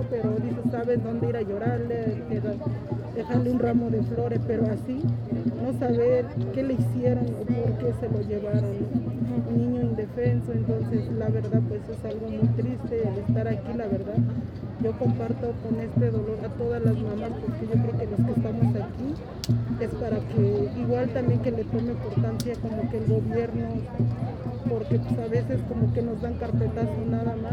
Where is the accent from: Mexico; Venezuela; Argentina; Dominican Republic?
Mexico; Santiago Mexquititlán, Querétaro; moved away; also born or lived in Mexico City; Yo soy estado de Querétaro, Santiago Mezquititlán.